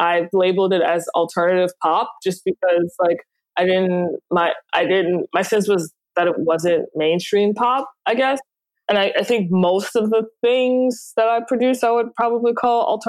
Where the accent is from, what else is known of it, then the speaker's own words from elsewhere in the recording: New Orleans, Louisiana, United States; I'm from New Orleans originally